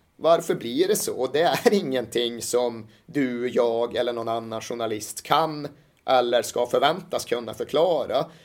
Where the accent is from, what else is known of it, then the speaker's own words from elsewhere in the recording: Malmberget, Norrbotten County, Sweden; Jag växte upp i Malmberget i mitten av 80-talet.